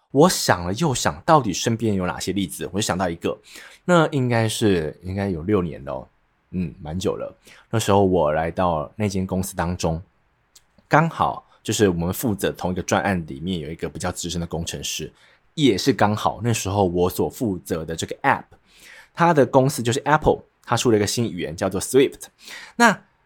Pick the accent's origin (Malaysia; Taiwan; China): Taiwan; central Taiwan; accent: central Taiwan accent; 所以像是我会有点中部腔，就是因为我是中部人